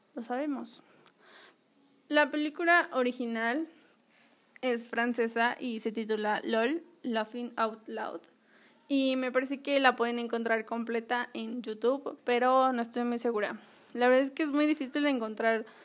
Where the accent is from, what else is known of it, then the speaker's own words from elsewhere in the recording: Acapulco, Guerrero, Mexico; yo nací en Acapulco